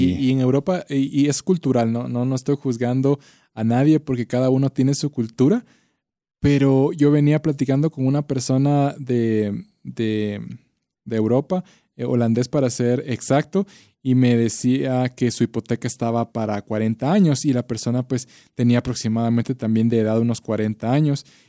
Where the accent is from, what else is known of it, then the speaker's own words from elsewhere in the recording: Guatemala; como guatemaltecos